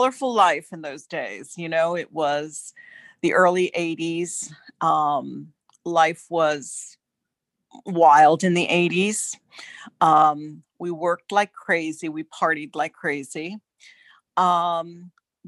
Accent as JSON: {"language": "English", "area": "North Bergen", "region": "New Jersey", "country": "United States", "tie": "born or raised there", "said": "I was born in New Jersey, raised in Northburg, New Jersey, right across the river from Manhattan"}